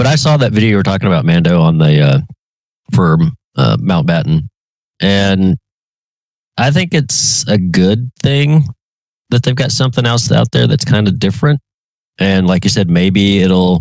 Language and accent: English; Oklahoma, United States; it's my ship, my home state ship